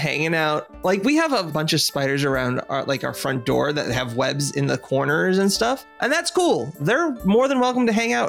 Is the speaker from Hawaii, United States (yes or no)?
yes; Hawaii, United States; moved away; So I grew up in Hawaii